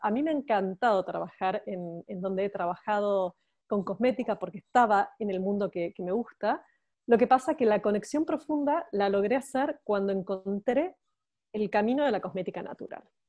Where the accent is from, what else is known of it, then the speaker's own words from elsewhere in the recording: Buenos Aires, Argentina; accent: Argentine; moved away as an adult; now in Barcelona, Spain; Yo soy argentina, como mi acento lo describe, y me encanta, me encanta decir que soy argentina. Soy porteña, no solamente argentina, sino que soy porteña de Buenos Aires